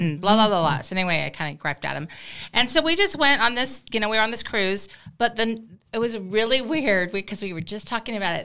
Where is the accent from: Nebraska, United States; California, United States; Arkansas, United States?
Nebraska, United States; I was Nebraska